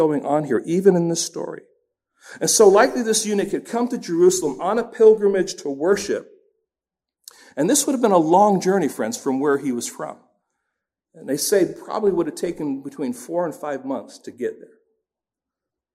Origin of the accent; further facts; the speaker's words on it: England, United Kingdom; now in United States; growing up in England